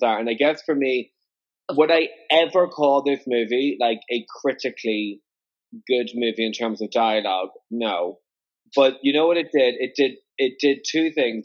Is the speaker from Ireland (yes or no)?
yes; Ireland; Irish, I'm Irish